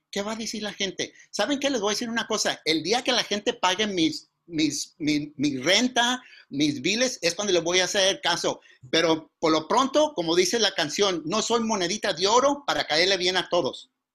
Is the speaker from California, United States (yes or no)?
yes; Mountain View, California, United States; accent: pocho; first language Spanish; also born or lived in Zacatecas, Mexico; el inglés es mi segundo idioma, porque al mes que nací nos regresamos a Zacatecas y allí vivimos hasta la edad de cinco años cuando volvimos a regresar a California.